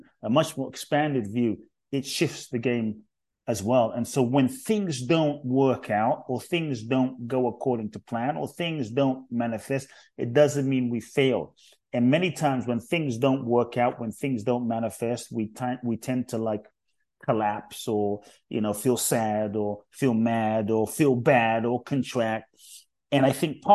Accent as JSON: {"language": "English", "region": "London", "country": "United Kingdom", "tie": "born or raised there", "also_born_or_lived": "Ghana", "accent": "UK", "moved": "yes", "lives_now": "United States"}